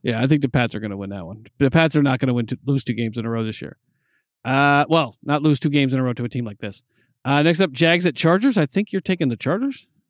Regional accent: East Coast, United States; I'm from the East Coast

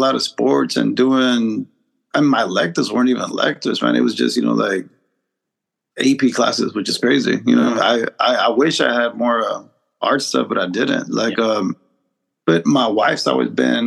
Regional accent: Dallas, Texas, United States; also born or lived in Guanajuato, Mexico; we made the move here to Dallas back in 1990. So I've been here forever

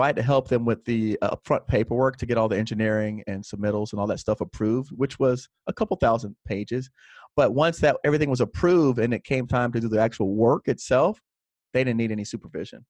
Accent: Miami, Florida, United States; when I was twelve or thirteen, my parents bought a second home, and then we moved into that second home, which was, uh, in an area called South Miami Heights

